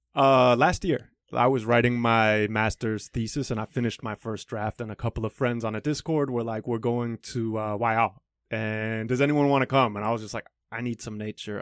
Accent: United States; moved away as an adult; also born or lived in Stockholm, Sweden / Philadelphia, United States / Chicago, United States / China; now in Taiwan; I was born in Stockholm, uh, but I grew up in Philadelphia and Chicago.

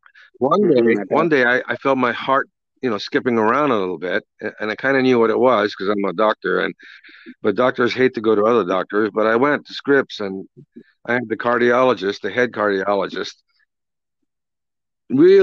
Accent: Kobe, Hyogo, Japan; moved away; I grew up in Japan, born and raised in Japan, in Kobe, Japan

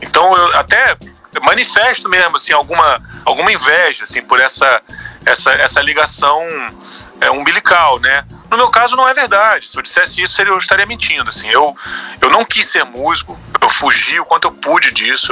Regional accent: Brazil; also born or lived in Rio de Janeiro state

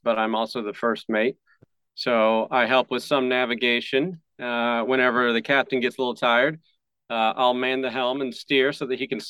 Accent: Waldron, Indiana, United States; now in Spring Hill, United States; I'm from a small town in Indiana called Waldron, which was about 45 minutes southeast of Indianapolis, so real rural community. And I live about a half hour south of Nashville in a smaller town called Spring Hill, Tennessee.

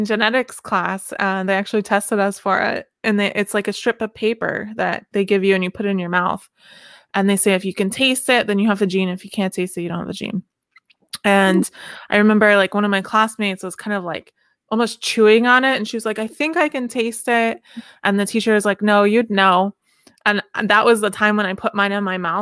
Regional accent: the South, United States; I'm from the South

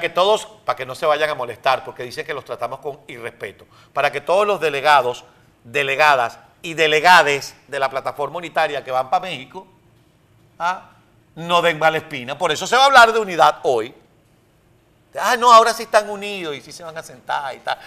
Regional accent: Venezuela; moved away as an adult; now in United States; Cuando yo me fui de Venezuela en el año 2007

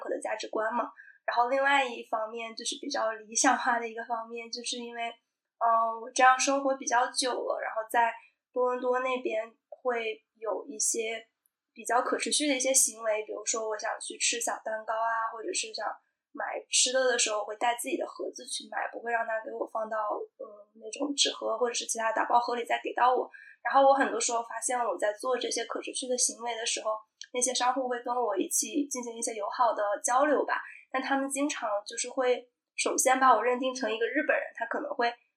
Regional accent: China; also born or lived in Canada; 我父母是很典型的那种超级节俭的中国人

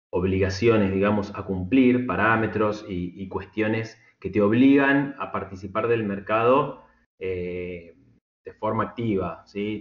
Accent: Argentina; somos en Argentina

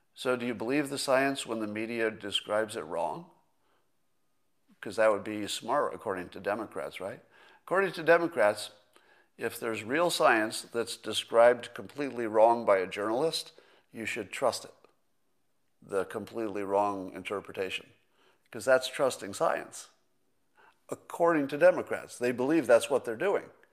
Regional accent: California, United States; a Californian

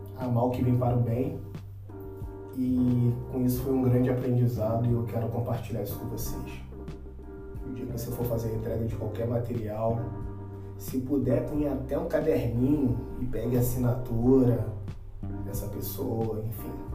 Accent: São Gonçalo, Rio de Janeiro, Brazil; also born or lived in Niterói; eu nasci em Niterói, mas sou criado em São Gonçalo.

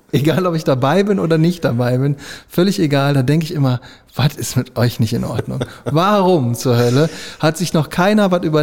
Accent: Italy; Du Nazi, hier. ich bin Italiener.

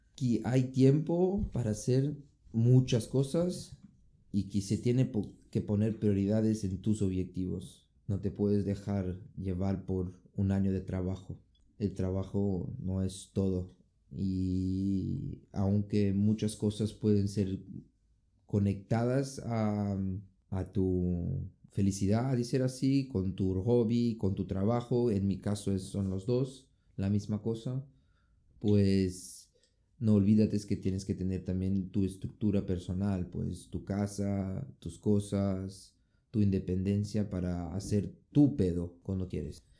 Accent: Brazil; moved away; vengo de Brasil

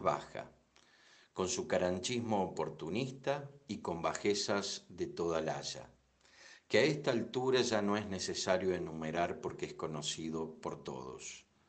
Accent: Argentina; siempre nuestros hermanos latinoamericanos nos han visto a nosotros y a Uruguay como europeos

